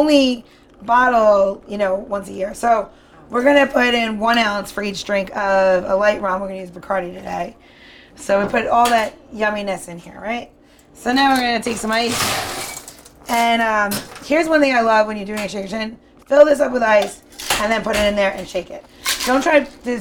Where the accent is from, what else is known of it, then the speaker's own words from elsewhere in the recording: New York, United States; I'm from New York